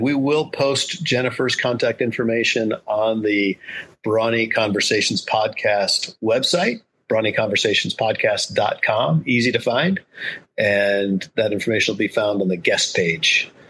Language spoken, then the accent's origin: English; Rochester, New York, United States; also born or lived in Southern California; I grew up in Rochester, New York, and Southern California, back mm-hmm. and forth.